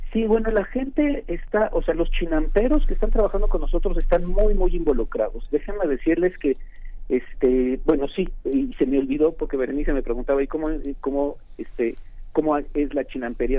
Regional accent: Mexico; nuestra identidad como mexicanos está íntimamente atada a Xochimilco

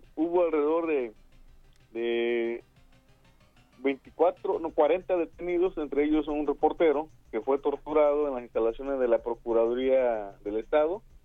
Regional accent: San Luis Acatlán, Guerrero, Mexico; soy del municipio de San Luis Acatlán, en tierra de Genaro Vázquez

